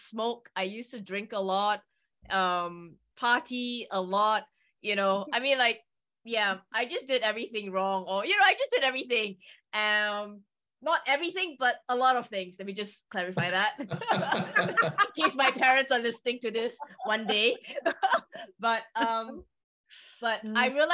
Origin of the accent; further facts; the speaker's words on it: Singapore; accent: British; also born or lived in England; I grew up in Singapore and mm-hmm. I did study in England for a while